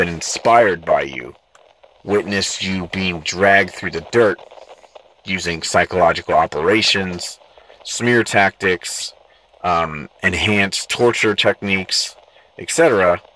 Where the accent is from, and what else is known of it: San Diego, California, United States; born or raised there